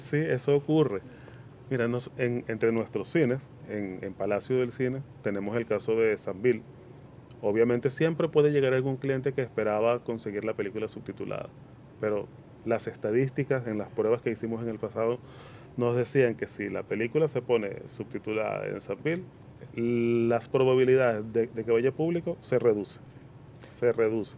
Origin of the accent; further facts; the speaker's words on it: Caracas, Capital District, Venezuela; moved away as an adult; now in Dominican Republic; Soy venezolano de nacimiento y dominicano de corazón.